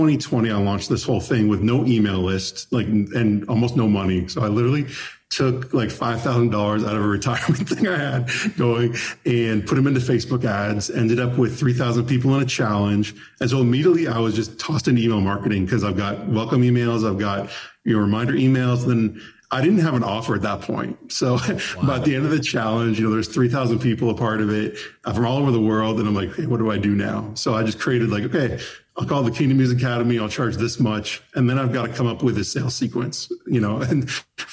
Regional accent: Toronto, Ontario, Canada; now in Nashville, United States; I'm from Toronto originally. I moved

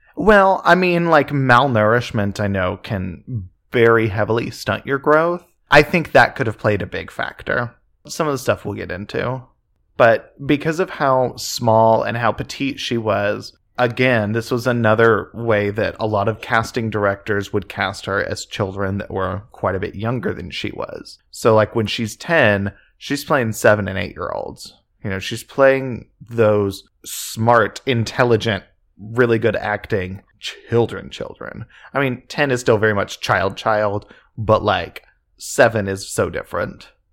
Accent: just outside Oklahoma City, United States; we grew up just outside Oklahoma City

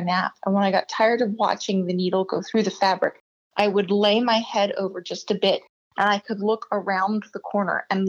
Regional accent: New Jersey, United States; also born or lived in Atlantic City, New Jersey; I was born in the Atlantic City Hospital. So I grew up in South Jersey

